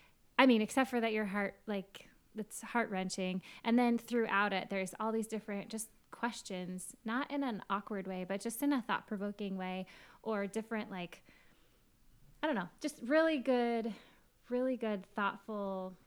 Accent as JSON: {"language": "English", "region": "Washington", "country": "United States", "said": "I'm from Washington."}